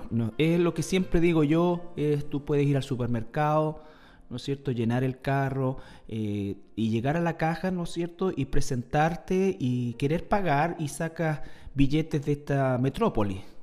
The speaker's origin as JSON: {"language": "Spanish", "country": "Chile", "said": "nosotros hoy día estamos en una pugna eh, como, como, sociedad chilena"}